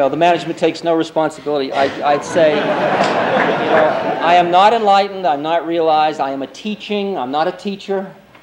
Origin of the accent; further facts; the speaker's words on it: Boston, Massachusetts, United States; accent: Boston; my Boston accent